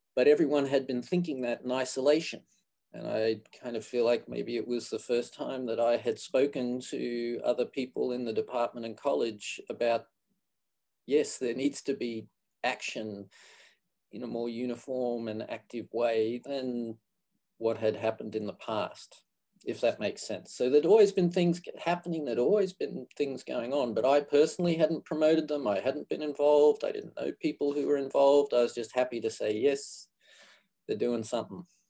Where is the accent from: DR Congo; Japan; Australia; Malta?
Australia; moved away as an adult; also born or lived in Canada / Gainesville, Florida; now in Florida, United States; I grew up in Australia, and I did my physical therapy training in Australia, University of Queensland